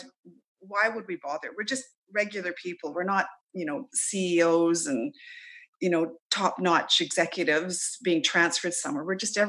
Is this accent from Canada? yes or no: yes; Canada; now in Australia; They'll ask me where I'm from and I'll say, well, you know, I'm actually live in Australia, but I'm a Canadian at heart. So I don't know if other Canadians experience that, but I'm very proud to be a Canadian.